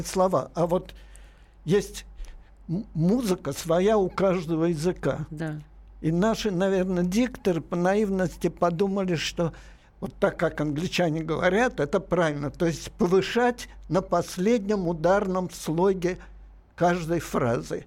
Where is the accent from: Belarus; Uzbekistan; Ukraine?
Uzbekistan; Tashkent; moved away; я там родился, но и мать моя там родилась